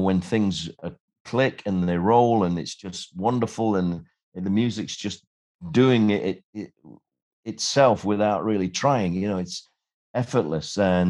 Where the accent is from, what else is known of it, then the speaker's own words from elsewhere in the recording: Sheffield, Yorkshire and the Humber, United Kingdom; I was a kid from Sheffield. I had no connections.